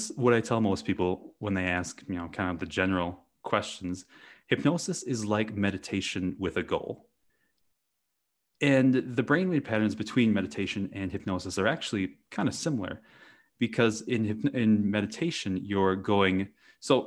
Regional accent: Wisconsin, United States; I grew up in the Midwest in Wisconsin in the US, and I grew up on a dairy farm

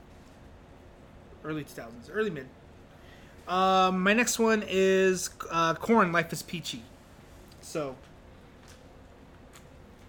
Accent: El Paso, Texas, United States; being overweight, nerdy... kid growing up in El Paso is tough, and now I'm a nerdy, overweight adult living in El Paso

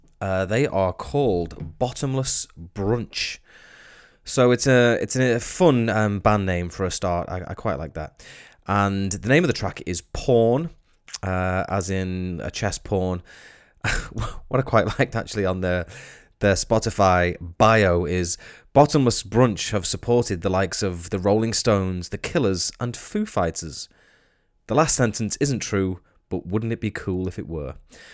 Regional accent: Ellesmere Port, North West England, United Kingdom; born or raised there

